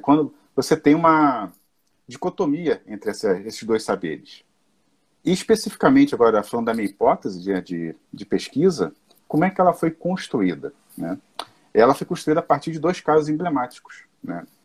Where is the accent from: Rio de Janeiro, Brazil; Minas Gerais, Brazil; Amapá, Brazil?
Rio de Janeiro, Brazil; Nova Iguaçu; eu sou aqui né, do Rio de Janeiro, sou de Nova Iguaçu, da cidade de Nova Iguaçu